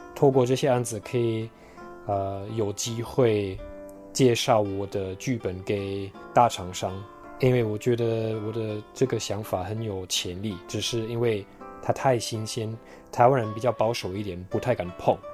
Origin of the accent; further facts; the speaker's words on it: Germany; Chinese is a second language; moved away as an adult; now in Taiwan; 我现在有一个很，在我的家乡算很特别的生活，因为生活圈没有任何的人跟，呃，演艺圈有关系的